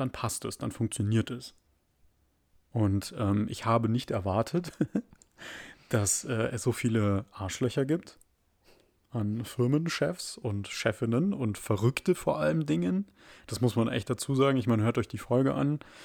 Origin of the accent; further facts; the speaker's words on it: Germany; bei uns in Deutschland